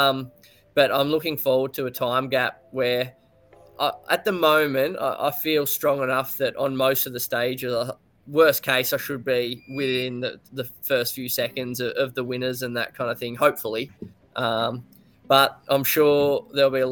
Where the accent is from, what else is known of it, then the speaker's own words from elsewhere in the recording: Australia; being an Aussie